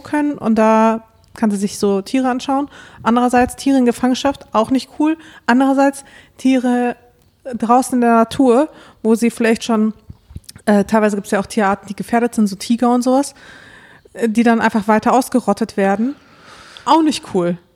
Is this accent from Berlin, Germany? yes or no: no; Dortmund, North Rhine-Westphalia, Germany; aufgewachsen in Dortmund